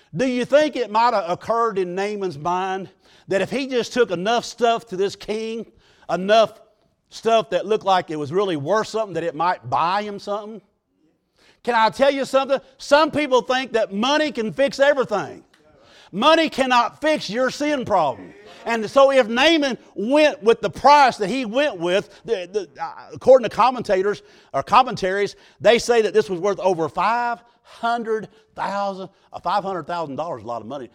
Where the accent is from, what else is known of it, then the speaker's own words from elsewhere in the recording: United States; I was raised on the Mississippi River